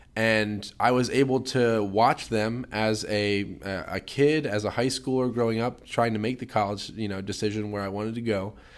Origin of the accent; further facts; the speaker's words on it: Harleysville, Pennsylvania, United States; I'm from Harleysville, Pennsylvania